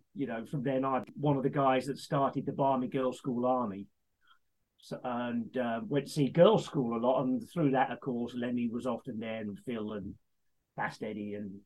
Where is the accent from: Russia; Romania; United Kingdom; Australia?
United Kingdom; Leicester, East Midlands; Born and raised in Leicester